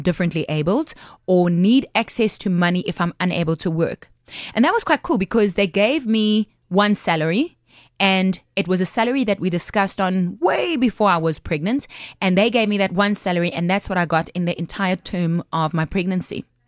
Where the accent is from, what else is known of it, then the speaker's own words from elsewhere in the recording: South Africa; as a South African, you have access to unemployment benefits